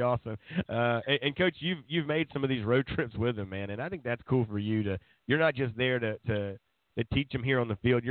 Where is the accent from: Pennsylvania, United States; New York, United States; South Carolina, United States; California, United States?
South Carolina, United States; Grand Strand; I grew up on the Grand Strand